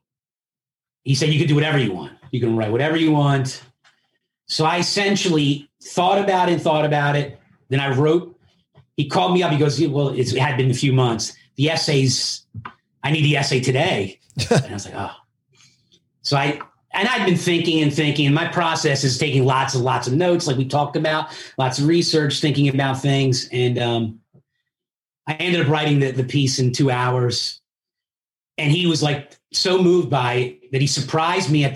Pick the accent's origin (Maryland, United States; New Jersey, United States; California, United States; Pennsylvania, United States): Pennsylvania, United States; Philadelphia; first language Italian; also born or lived in Italy; I grew up in Philly